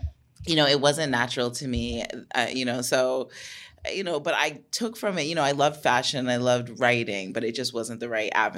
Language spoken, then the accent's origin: English; Toronto, Ontario, Canada; moved away; I'm from Toronto.